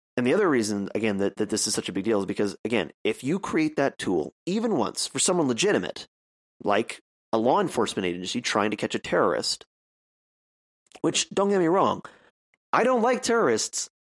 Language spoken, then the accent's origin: English; Canada; I'm a Canadian